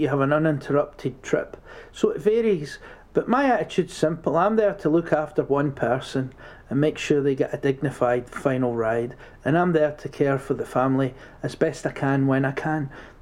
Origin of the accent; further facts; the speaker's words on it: Scotland, United Kingdom; also born or lived in London; now in Midlands, United Kingdom; I'm from Scotland and I lived in London for 13 years